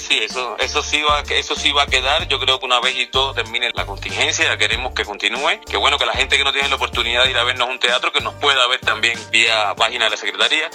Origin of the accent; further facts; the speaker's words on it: Cuba; now in Mexico; Yo nací en Cuba, pero me siento mexicano